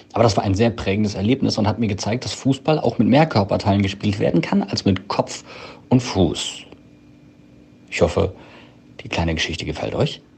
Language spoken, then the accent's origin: German; North Rhine-Westphalia, Germany; da ich ja gebürtig aus NRW komme